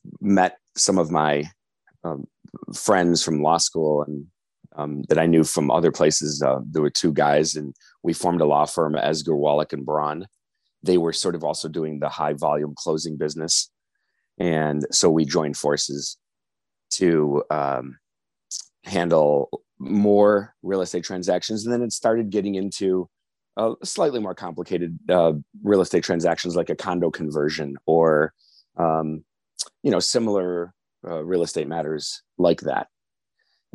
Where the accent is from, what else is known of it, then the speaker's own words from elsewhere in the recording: North Shore, Illinois, United States; growing up in the North Shore, going to U of I, then coming back, I went to Kent Law School